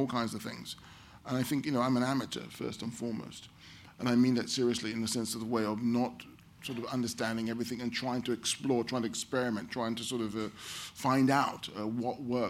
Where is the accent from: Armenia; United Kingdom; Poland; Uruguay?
United Kingdom; London; as a black child growing up in London